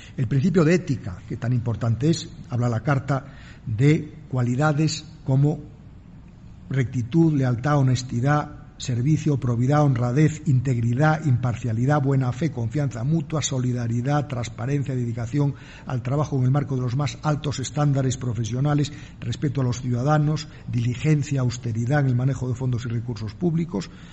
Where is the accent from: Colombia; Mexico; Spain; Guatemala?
Spain; en mi país la Constitución española